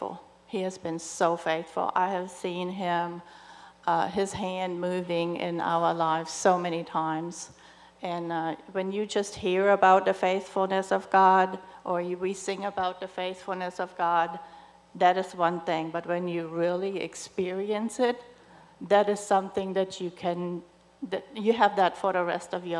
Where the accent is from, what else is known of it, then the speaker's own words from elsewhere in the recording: Germany; moved away; I'm originally from Germany, and so my family's not here